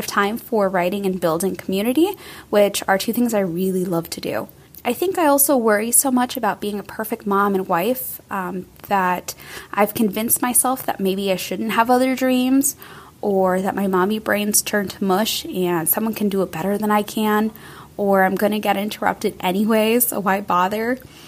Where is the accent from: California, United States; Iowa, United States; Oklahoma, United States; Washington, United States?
California, United States; I'm from Orange County, California, and I have two boys